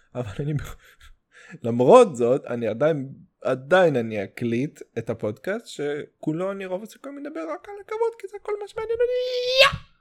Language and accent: Hebrew; Russia; Hebrew is a second language; now in Israel; אני רוסי